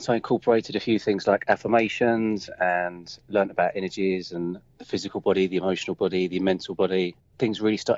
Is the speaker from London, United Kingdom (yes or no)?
yes; London, United Kingdom; I'm from London, the UK, and I teach people in energies.